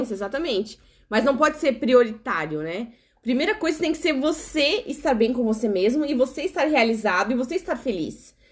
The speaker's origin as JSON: {"language": "Portuguese", "region": "South Region", "country": "Brazil", "said": "nós, né, que somos do sul do Brasil"}